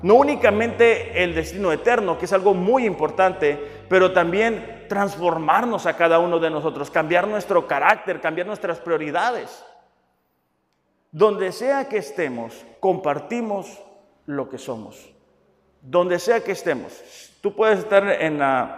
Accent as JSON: {"language": "Spanish", "country": "Mexico", "said": "nuestro hermoso país, México."}